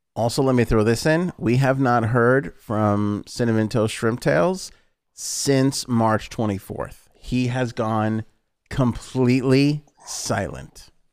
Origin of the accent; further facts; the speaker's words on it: New York, United States; we're from New York